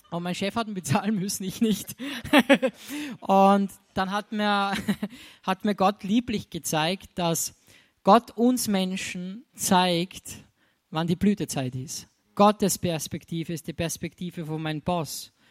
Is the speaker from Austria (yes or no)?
yes; Austria; bei uns in Österreich ist, wenn man Geschenk, hier habe ich da mitgebracht, ach, das hätte nicht sein müssen.